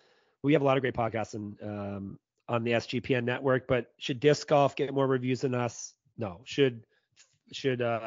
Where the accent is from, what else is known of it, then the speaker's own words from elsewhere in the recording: Canada; I'm a Canadian